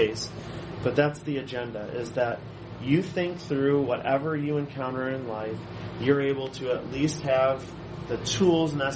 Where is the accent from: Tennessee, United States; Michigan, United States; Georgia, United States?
Michigan, United States; Allen Park; also born or lived in Clearwater, Florida; I grew up here in Downriver, so I'm a Downriver boy. I grew up in Allen Park